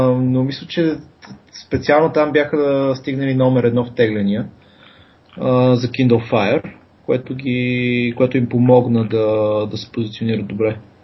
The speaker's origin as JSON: {"language": "Bulgarian", "town": "Pleven", "region": "Pleven Province", "country": "Bulgaria", "moved": "yes", "lives_now": "Sofia, Bulgaria", "said": "съм от Плевен, там съм бил в Мегето"}